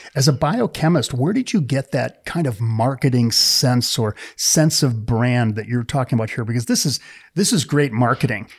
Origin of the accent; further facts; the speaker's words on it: Wisconsin, United States; moved away; I grew up in the Midwest. I was a beer drinker, maybe a little bit of brandy old fashioned because I was from Wisconsin